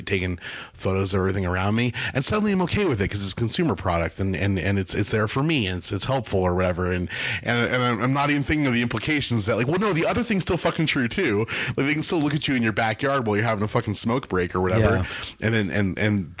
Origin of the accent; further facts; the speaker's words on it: Bakersfield, California, United States; moved away; I was back home because I grew up in Bakersfield, California